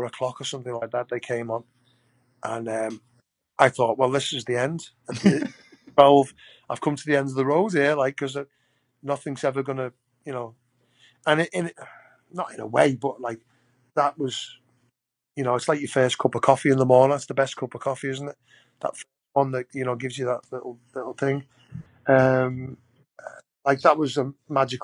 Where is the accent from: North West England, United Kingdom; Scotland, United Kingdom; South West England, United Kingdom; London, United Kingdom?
North West England, United Kingdom; Liverpool; growing up in Liverpool Ford